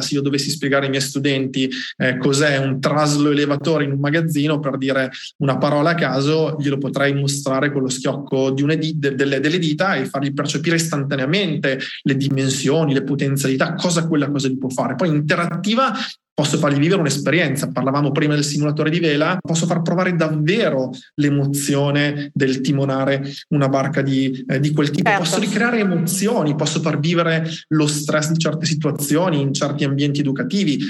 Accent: Colle di Val d'Elsa, Tuscany, Italy; vengo da Cole Valdezia in provincia di Siena

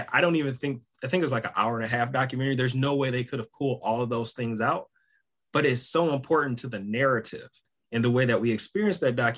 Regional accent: Detroit, Michigan, United States; moved away; growing up in Detroit

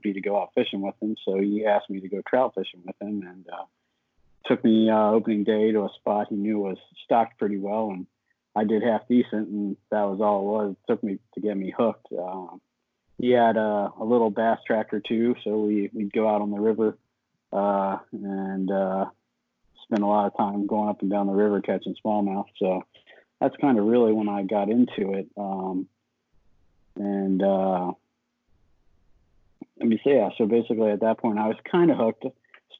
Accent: York, Pennsylvania, United States; I'm from York, PA, kind of about halfway between Harrisburg and the Maryland line.

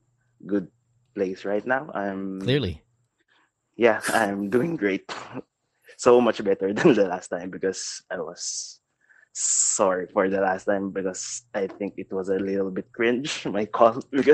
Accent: Manila, Metro Manila, Philippines; I'm from Manila.

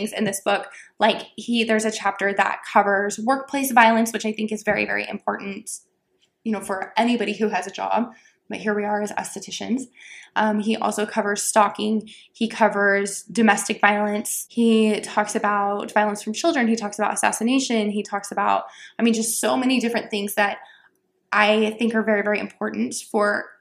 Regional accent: Texas, United States; I grew up in Texas

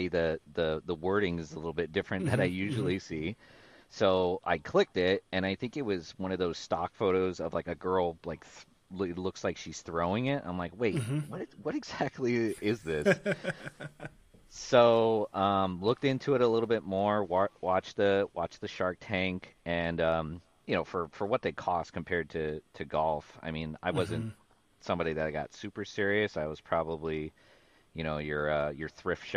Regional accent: Kekaha, Hawaii, United States; moved away as an adult; now in San Diego, United States; It's a small little town. Yeah, it's a small little town called Kekaha

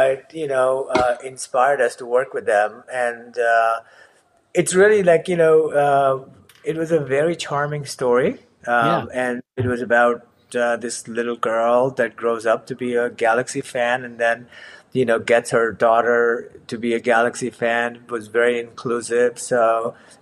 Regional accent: Mumbai, Maharashtra, India; moved away as an adult; also born or lived in Savannah, United States; now in Hoboken, United States; I grew up in Mumbai, got my bachelor in architecture.

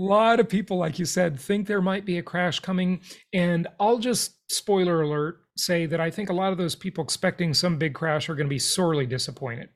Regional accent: Los Angeles, California, United States; where I grew up in Los Angeles, California.

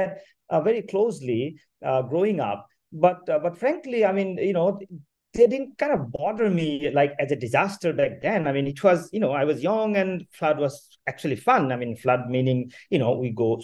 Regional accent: Majuli, Assam, India; moved away; also born or lived in Syracuse; I was born and raised in Majuli, which is a river island

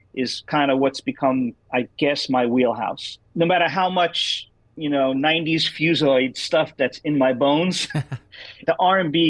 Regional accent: New York, United States; being a New Yorker

